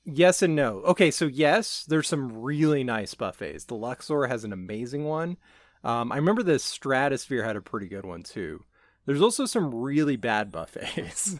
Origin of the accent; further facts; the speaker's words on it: Las Vegas, Nevada, United States; moved away; I grew up in Vegas. My family lives out there